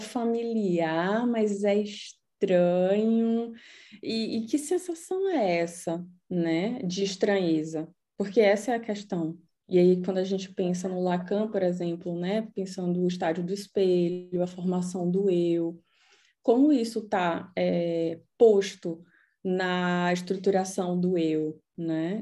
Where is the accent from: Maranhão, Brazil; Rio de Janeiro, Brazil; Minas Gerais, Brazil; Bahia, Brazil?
Bahia, Brazil; Salvador; now in Berlin, Germany; eu nasci em Salvador, mas eu posso chamar de Heimat Berlim